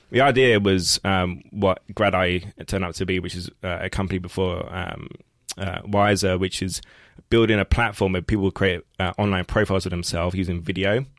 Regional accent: London, United Kingdom; growing up in East London, not far from here, it's like working class

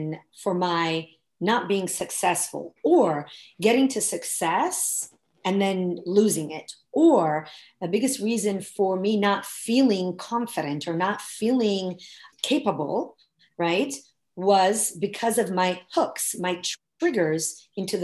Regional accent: Italy; moved away as an adult; now in United States; I was born and raised in Italy, and I came to the US when I was 20.

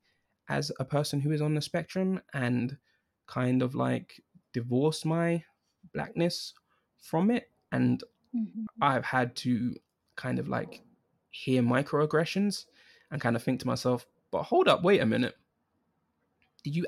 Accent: London, United Kingdom; I was born in London, born and raised in London

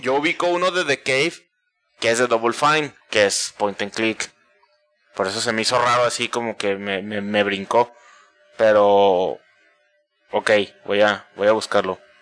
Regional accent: Mexico; para nosotros como mexicanos

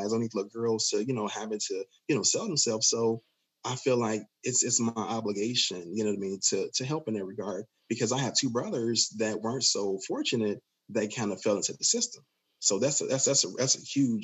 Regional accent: Chicago, Illinois, United States; I'm from Inglewood in Chicago

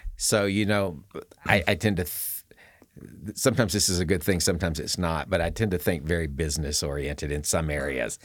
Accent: the South, United States; now in Colorado, United States; I was born in the South

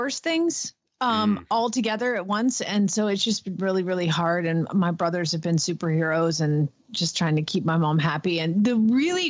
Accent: Georgia, United States; accent: Southern; now in Norman, United States; I'm from Georgia and you should hear how my daddy talk

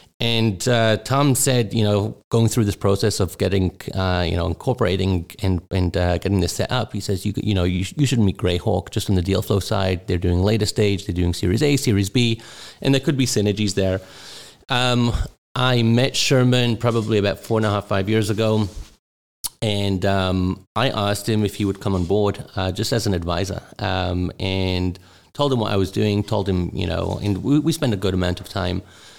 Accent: Newcastle, North East England, United Kingdom; also born or lived in Israel / South Africa; now in United States; I was born in England, in the northeast, in Newcastle. I was brought up in the UK.

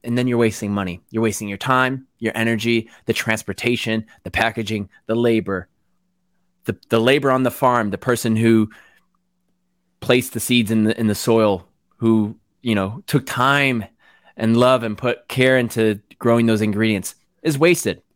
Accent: Waterbury, Connecticut, United States; moved away as an adult; also born or lived in New York City / Los Angeles; now in United Kingdom; I grew up in Connecticut, Waterbury, Connecticut, small, small to, smallish town

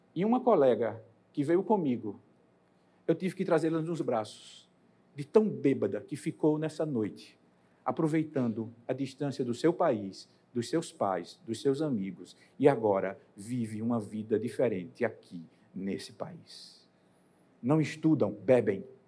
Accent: Campina Grande, Paraíba, Brazil; moved away as an adult; now in São Paulo, Brazil; Eu moro em São Paulo, mas vocês vão notar pelo sotaque, eu nasci em Campina Grande da Paraíba. E há 12 anos moro em São Paulo.

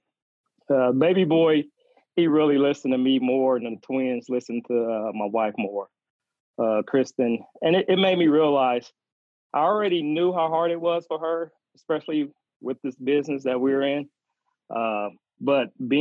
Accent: Anderson, Indiana, United States; also born or lived in West Virginia; I was born in West Virginia, raised in Anderson, Indiana

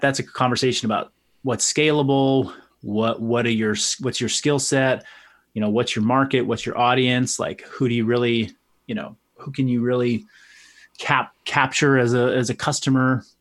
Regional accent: Marin County, California, United States; a collection of gyms here in Marin County. So there were three that were all under the same brand. Um, and that was my partner's brand. It was their name. It was, uh, they had been around for a while. Um, we opened up a, a satellite location or, you know, another location in my hometown

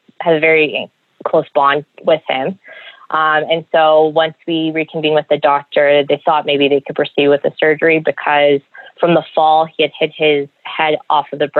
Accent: Toronto, Ontario, Canada; moved away; I'm originally from Toronto

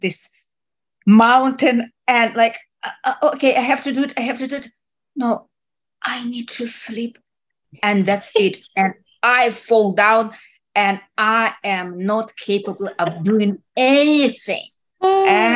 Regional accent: Russia; moved away; I grew up in Soviet Russia

